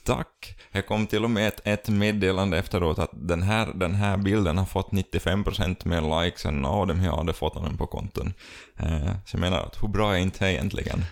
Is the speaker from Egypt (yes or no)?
no; Finland; vi som finländare